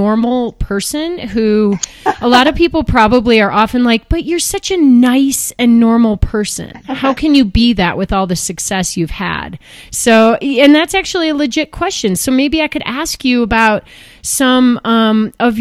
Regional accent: Chicago, Illinois, United States; I'm from Chicago

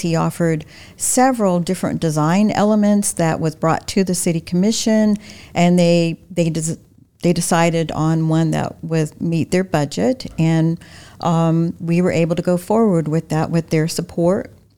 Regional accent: Wilmington, North Carolina, United States; also born or lived in Florida; now in Lakeland, United States; my hometown of Wilmington

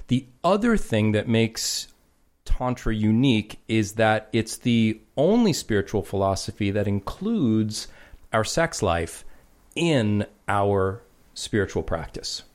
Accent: New York, United States; I grew up in New York

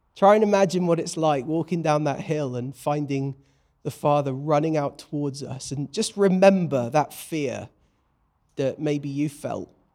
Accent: United Kingdom; I'm a British bloke

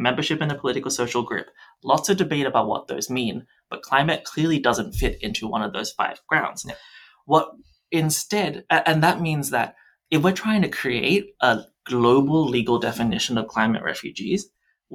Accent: New South Wales, Australia; where I'm from in New South Wales

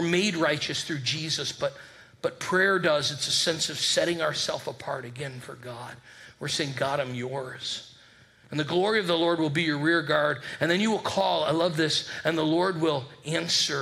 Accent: Northeast, United States; moved away as an adult; also born or lived in Birmingham, Alabama; now in Richmond, Virginia, United States; we grew up in the Northeast

